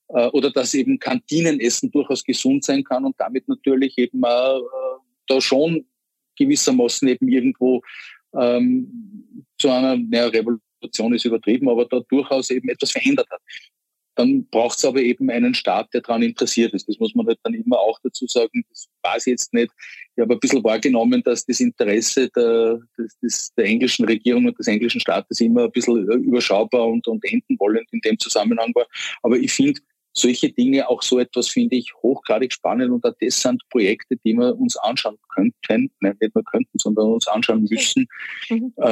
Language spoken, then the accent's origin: German; Vienna, Austria; die Deutschen sagen wir Kiez, bei uns in Wien würde man sagen das Kretzel